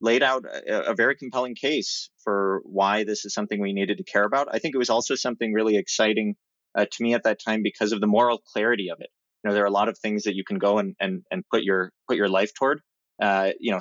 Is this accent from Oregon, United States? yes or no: yes; Oregon, United States; moved away; I really enjoyed growing up in Oregon